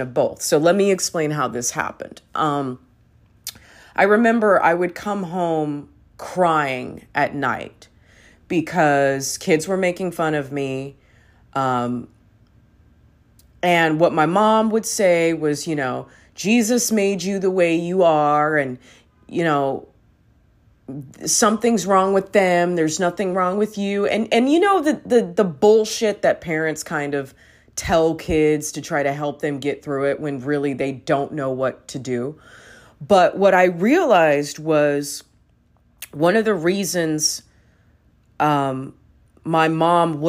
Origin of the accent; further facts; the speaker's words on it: Los Angeles, California, United States; as a young girl growing up in Los Angeles in the 90s